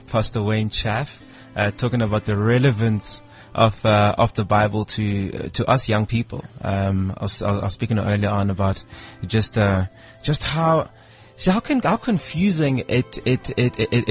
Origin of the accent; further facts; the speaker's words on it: South Africa; being South African